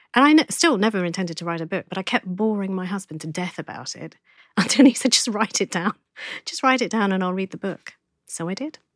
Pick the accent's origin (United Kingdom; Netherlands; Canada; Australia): United Kingdom; Essex, East of England; also born or lived in London; I was born in Essex. I'm an Essex guy.